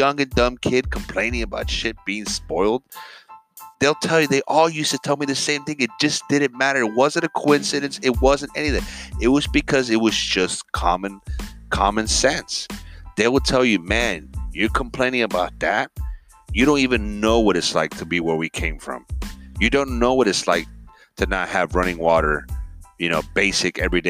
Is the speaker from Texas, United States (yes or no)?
no; Miami, Florida, United States; I grew up in Miami, a melting pot